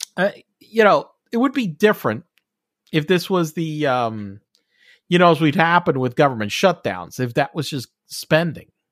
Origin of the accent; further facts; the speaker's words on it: Puerto Rico; I'm from Puerto Rico